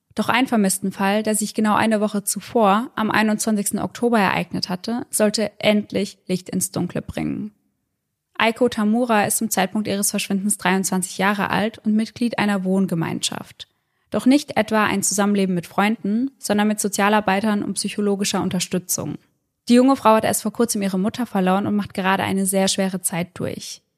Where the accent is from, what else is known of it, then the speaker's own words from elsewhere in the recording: Germany; bei uns in Deutschland